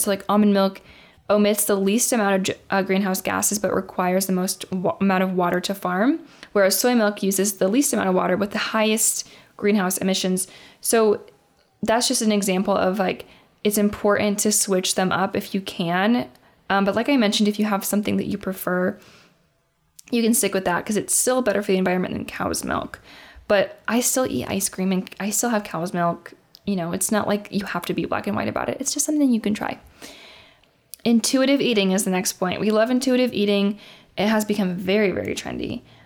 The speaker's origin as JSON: {"language": "English", "region": "Indiana", "country": "United States", "said": "I am from Indiana"}